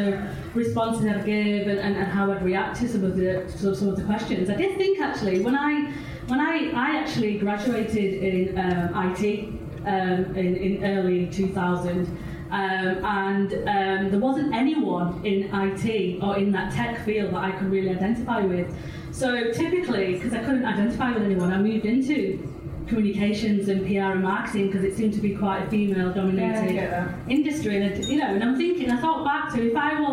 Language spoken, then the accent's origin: English; Bolton, North West England, United Kingdom; I was born and bred in the Northwest, born in Bolton